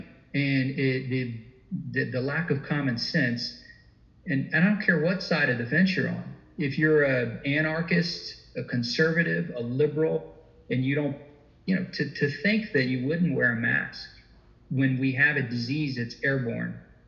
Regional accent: Deep South, United States; I'm a Southern boy. I was born and raised in the Deep South.

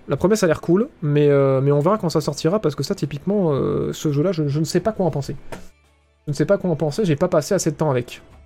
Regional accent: France; accent: French; mon putain d'accent français dégueulasse

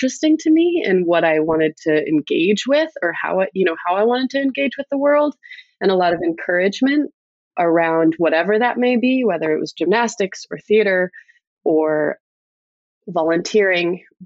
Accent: South Kingstown, Rhode Island, United States; also born or lived in New York City; I grew up in South Kingstown, Rhode Island, a small town in a small state.

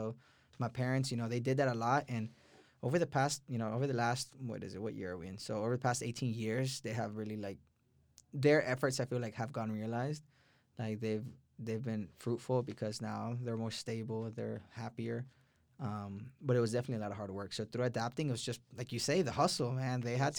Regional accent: Houston, Texas, United States; also born or lived in El Salvador; I was born in El Salvador, came down to Houston, Texas when I was one. So most of my life here in Texas.

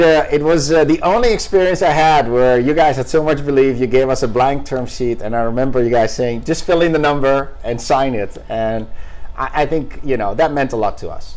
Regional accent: Netherlands; moved away; I'm actually originally from the Netherlands

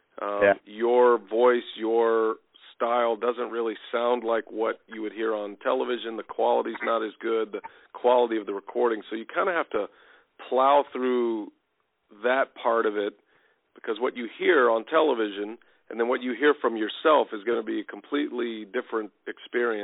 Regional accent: Texas, United States; I played all sports growing up in Texas. I played high school football in Texas

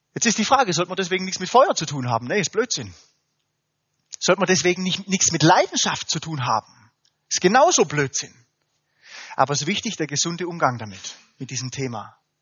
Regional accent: Germany; wir Deutschen

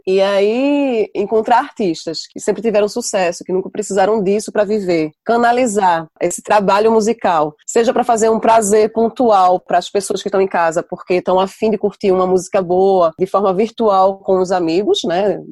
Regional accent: Brazil; now in Tours, France

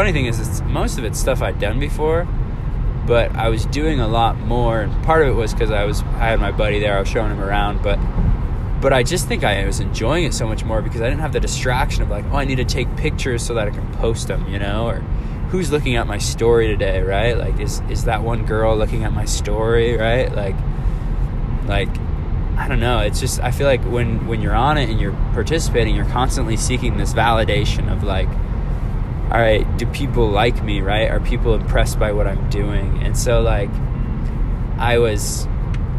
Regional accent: Alaska, United States; moved away; I was back home. I'm from Alaska. I was back home

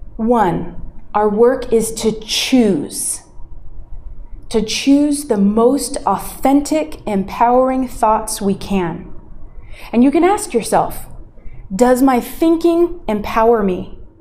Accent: United States; moved away; my home country of the US

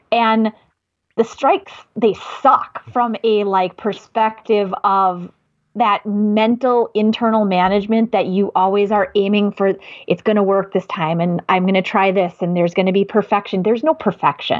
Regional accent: Madison, Wisconsin, United States; accent: Midwest; I'm from Madison. I live in Wisconsin. I am from the Midwest. I know it's my accent

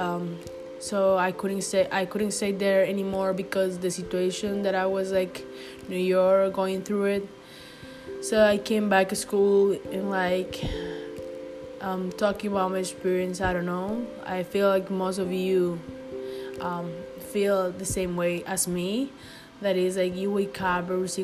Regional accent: Costa Rica; English is a second language; moved away as an adult; now in United States; I'm from Costa Rica

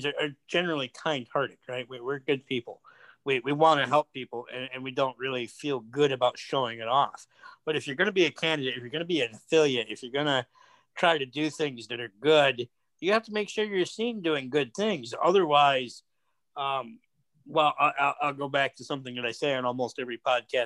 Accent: United States; as an American

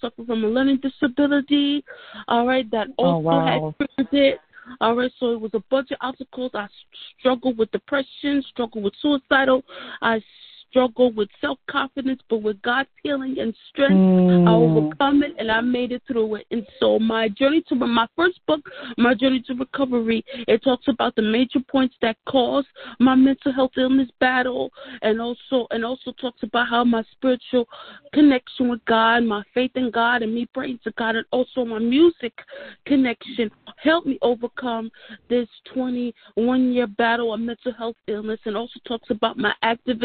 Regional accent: New York City, New York, United States; I'm originally from Brooklyn, New York. I'm a Brooklyn, New York native

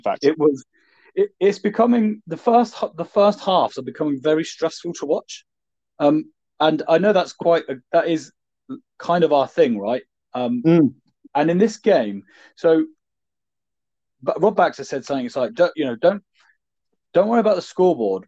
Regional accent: Devon, South West England, United Kingdom; I'm from Devon

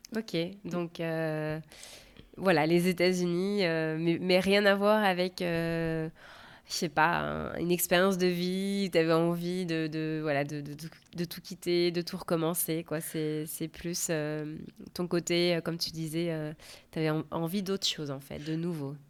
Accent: France; now in Seattle, United States; je suis française et je vous parle depuis Seattle

